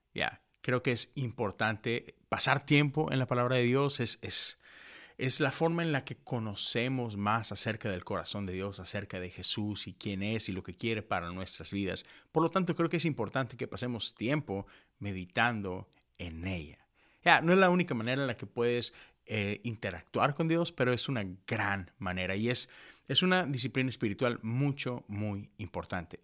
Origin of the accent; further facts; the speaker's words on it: Monterrey, Nuevo León, Mexico; moved away as an adult; now in Houston, United States; yo crecí en Monterrey, en una burbuja metodista